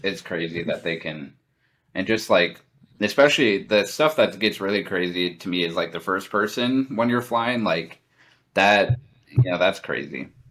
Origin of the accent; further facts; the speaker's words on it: Lincoln, Nebraska, United States; moved away as an adult; growing up in Lincoln to, to living in such a huge city now